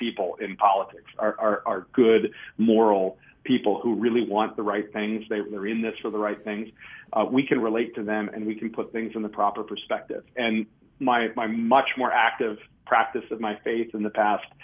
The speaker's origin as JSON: {"language": "English", "region": "Minnesota", "country": "United States", "said": "I'm still a Minnesotan"}